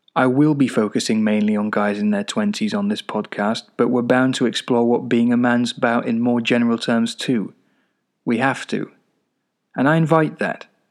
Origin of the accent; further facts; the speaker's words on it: Czechia; moved away as an adult; also born or lived in Glasgow, United Kingdom; now in United Kingdom; I lived mostly in the Czech Republic until about nineteen when I went off to university in Glasgow.